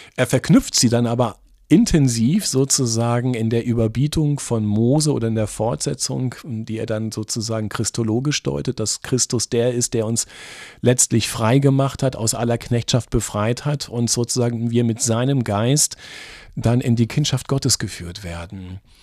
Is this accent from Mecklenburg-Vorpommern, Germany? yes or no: no; easternmost part of Lower Saxony, Germany; now in Braunschweig, Germany; ich komme aus dem östlichsten Teil von Niedersachsen und als dann 1989 die Grenzen aufgingen, das war sechs Kilometer von meiner Heimatstadt entfernt